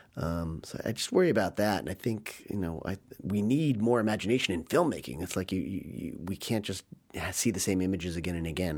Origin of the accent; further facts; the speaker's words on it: United States; as an American